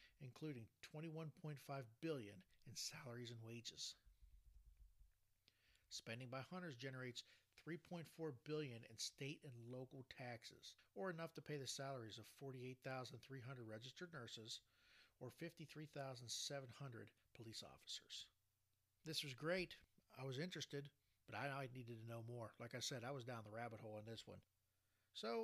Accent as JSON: {"language": "English", "region": "Ohio", "country": "United States", "tie": "born or raised there", "said": "my home state of Ohio"}